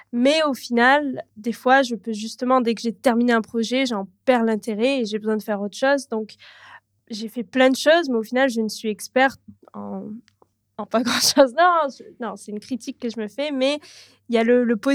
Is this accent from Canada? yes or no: yes; Canada; also born or lived in Toronto / south of France; J'ai habité à Toronto même seule pendant 7 ans ou 6 ans, comme ça, mais je suis canadienne. Et euh, en tout et pour tout, j'ai habité plus de 16 ou 17 ans au Canada.